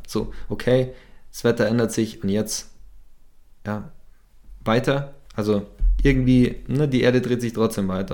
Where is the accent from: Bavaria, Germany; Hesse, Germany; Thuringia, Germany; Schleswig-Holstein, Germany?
Bavaria, Germany; Bad Tölz; moved away as an adult; ich bin im Süden aufgewachsen. Ich habe 15, 18 Jahre in Bad Hölz gewohnt